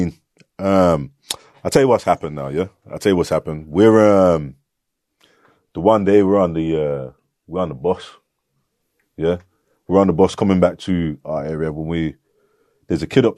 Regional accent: Birmingham, West Midlands, United Kingdom; growing up in Handsworth

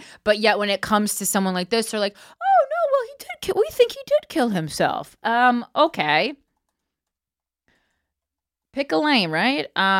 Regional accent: Florida, United States; I'm from South Florida.

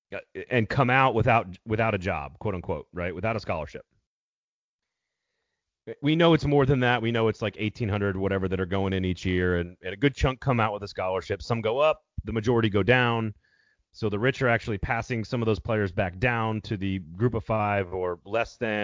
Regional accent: Midwest, United States; moved away; I grew up in the Midwest. I'm from the Midwest originally

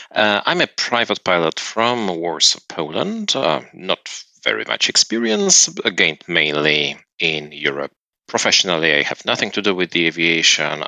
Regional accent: South Korea; English is a second language; moved away as an adult; also born or lived in Phoenix, Arizona, United States; I'm from Korea, uh, South Korea, but I got trained in Phoenix, Arizona, US

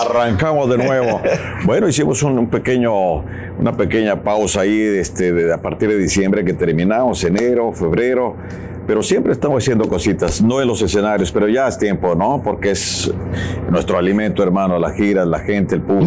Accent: Ario de Rosales, Michoacán, Mexico; nos íbamos allá en el pueblo, en área de Rosales, de Michoacán, que me pongo de pie por mi tierra

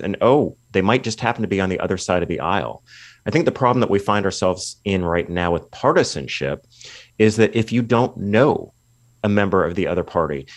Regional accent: California, United States; my home state of California

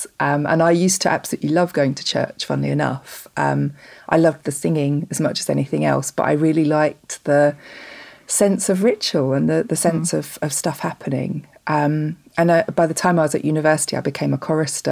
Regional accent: north Kent, South East England, United Kingdom; The same place as I live now, the north of Kent in the UK. So I've not moved very far, really.

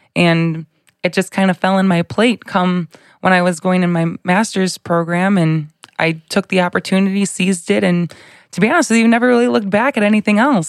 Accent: Bolingbrook, Illinois, United States; I grew up in um, Bolingbrook, I guess you could say. I've been there for, I was there for 28 years and then recently moved, but um, born and raised, same place

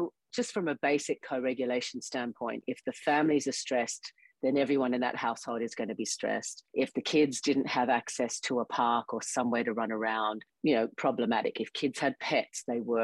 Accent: Australia; now in United States; I grew up in Australia in the Australian school system

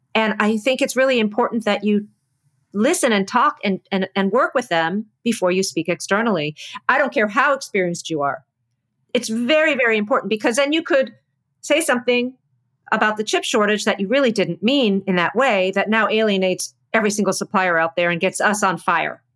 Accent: East Coast, United States; so I'm from the East Coast. I talk loud.

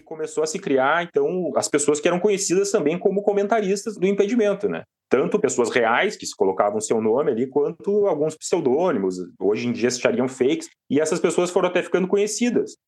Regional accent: Porto Alegre, Rio Grande do Sul, Brazil; moved away as an adult; now in Criciúma, Brazil; Eu sou de Porto Alegre, mas eu moro em Criciúma há sete anos

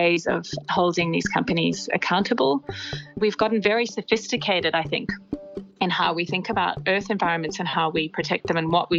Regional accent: Australia; as Australian citizens

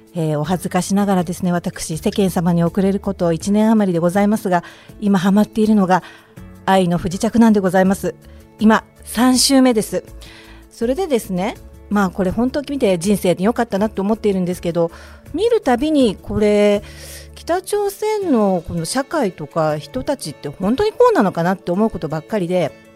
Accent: Chiba, Japan; 日本の千葉県

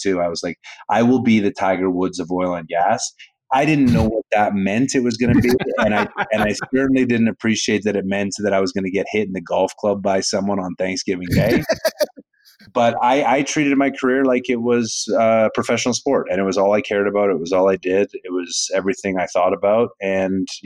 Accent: Calgary, Alberta, Canada; born or raised there; also born or lived in New York

